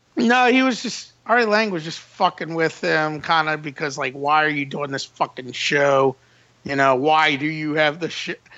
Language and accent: English; Metairie, Louisiana, United States; also born or lived in New Orleans; I was born in New Orleans, but I was raised in Old Metairie.